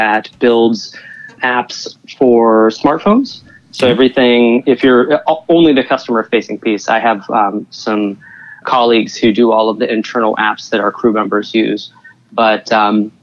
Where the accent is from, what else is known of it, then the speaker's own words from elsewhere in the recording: Pittsburgh, Pennsylvania, United States; moved away as an adult; now in New York, United States; I'm from the Western Pennsylvania area originally, and living in the Pittsburgh area